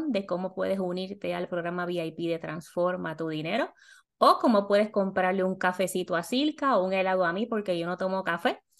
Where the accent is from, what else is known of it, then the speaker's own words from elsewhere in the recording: Puerto Rico; moved away as an adult; now in Miami, United States; yo salí de Puerto Rico con 28 mil dólares, llegué a la posición de Miami de supervisora con 40 mil